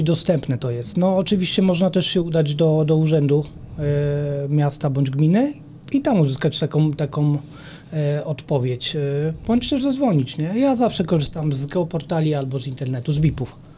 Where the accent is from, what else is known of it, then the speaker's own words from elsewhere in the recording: Sieradz, Łódź Voivodeship, Poland; w mieście, w gminie Sierad, skąd, skąd jestem